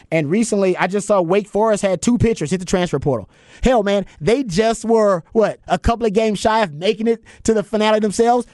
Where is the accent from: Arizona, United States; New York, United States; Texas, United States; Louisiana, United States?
Texas, United States; Houston; now in Austin, United States; I'm from Houston